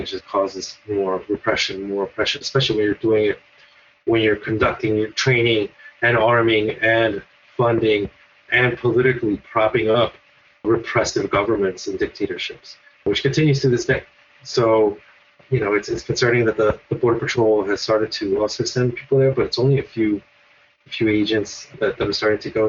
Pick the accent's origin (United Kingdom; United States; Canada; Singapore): United States; born or raised there; also born or lived in El Salvador / Guatemala / Colombia